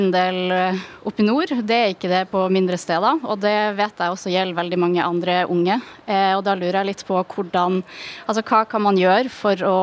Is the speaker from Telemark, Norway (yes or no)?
no; Lofoten, Nordland, Norway; moved away as an adult; now in Oslo, Norway; jeg kommer jo fra Lofoten og har jo nå de siste årene eh, bodd i storby og tatt uh, utdanning og nå fått meg jobb i, i hovedstaden. Um, men jeg kunne jo tenkt meg å kanskje flytte hjem en eller annen gang